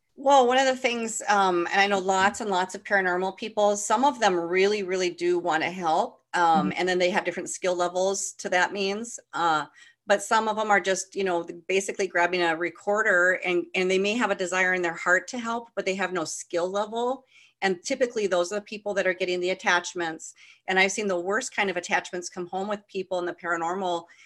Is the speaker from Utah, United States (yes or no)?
no; California, United States; I grew up in California